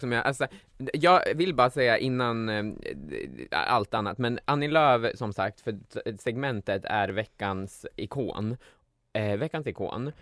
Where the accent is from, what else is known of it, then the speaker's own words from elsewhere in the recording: Gävle, Gävleborg County, Sweden; jag kommer från Gävle